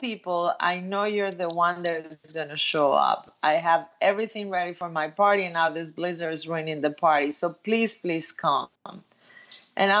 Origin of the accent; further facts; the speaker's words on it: Mexico; moved away as an adult; also born or lived in New York, United States / Cancun, Mexico; I'm from Mexico. I moved to New York right after college